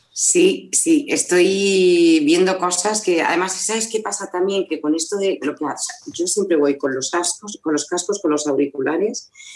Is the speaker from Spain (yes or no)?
yes; Madrid, Community of Madrid, Spain; moved away as an adult; now in Zaragoza, Spain; yo soy madrileña, lo que pasa es que ahora eh, me, he venido a vivir a Zaragoza.